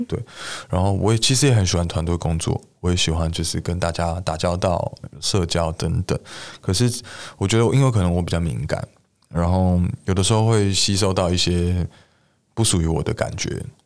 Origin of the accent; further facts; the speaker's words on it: Beitou, Taipei, Taiwan; 我的老家在北投